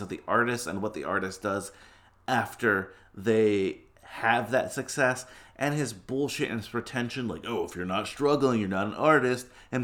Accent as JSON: {"language": "English", "town": "New York City", "region": "New York", "country": "United States", "tie": "born or raised there", "said": "I'm a New Yorker. I live in Manhattan. I was born in Queens"}